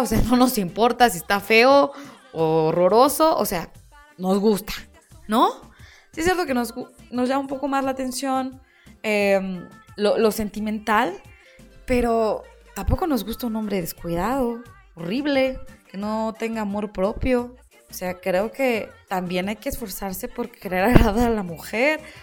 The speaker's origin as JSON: {"language": "Spanish", "country": "Mexico"}